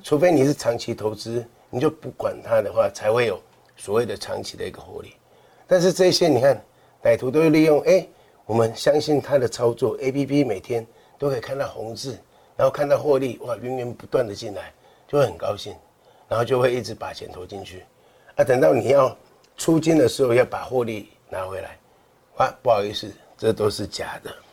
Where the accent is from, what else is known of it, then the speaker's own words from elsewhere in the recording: Kaohsiung, Taiwan; 我们高雄人